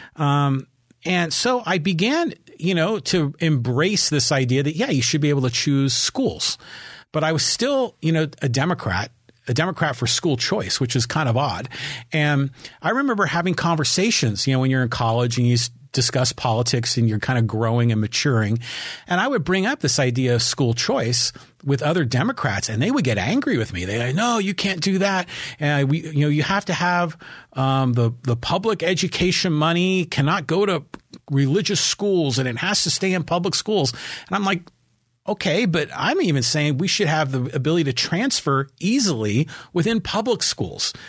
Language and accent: English; San Francisco, California, United States; also born or lived in Burlingame / San Diego; we're from San Francisco